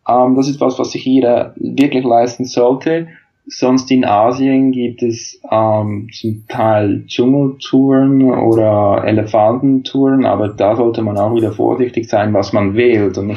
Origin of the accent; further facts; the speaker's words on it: Switzerland; weil zum Beispiel in Australien kann ich als Schweizer kein Work and Travel Visum beantragen.